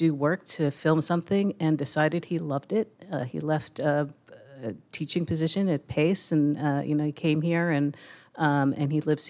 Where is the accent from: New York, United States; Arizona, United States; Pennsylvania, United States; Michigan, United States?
New York, United States; Brooklyn; moved away as an adult; now in Pittsburgh, United States; No, I'm from Brooklyn, I came here when I was 22.